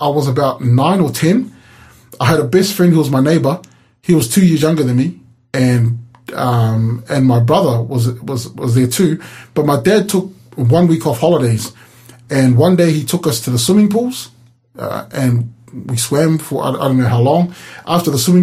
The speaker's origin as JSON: {"language": "English", "country": "New Zealand", "tie": "born or raised there", "moved": "yes", "lives_now": "Hobart, Australia", "said": "I grew up in New Zealand. We grew up in the suburbs"}